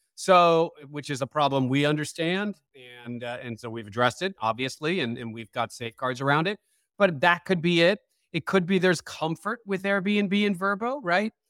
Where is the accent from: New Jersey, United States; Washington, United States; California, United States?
California, United States; San Francisco; born and raised in San Francisco